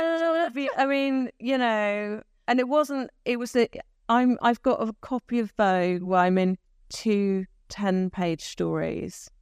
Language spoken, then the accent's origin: English; Taunton, South West England, United Kingdom; I was from Taunton.